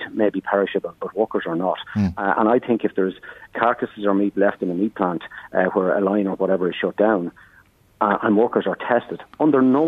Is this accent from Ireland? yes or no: yes; County Meath, Ireland; I'm from Meath myself, I'm a Midlander